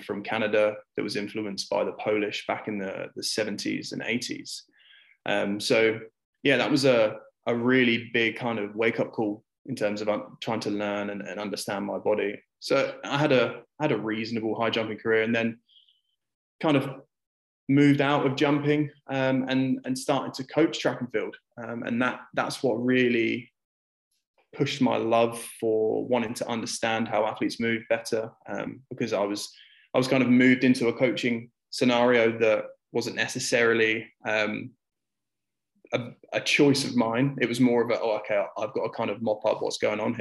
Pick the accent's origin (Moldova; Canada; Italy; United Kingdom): United Kingdom; now in United Arab Emirates; as a Brit grew up playing a lot of football